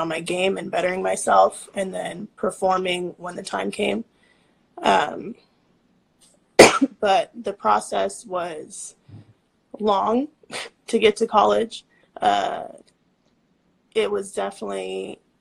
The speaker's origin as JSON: {"language": "English", "town": "Bakersfield", "region": "California", "country": "United States", "also_born_or_lived": "San Jose, California", "said": "We're from Bakersfield, California. That's where I'm at right now"}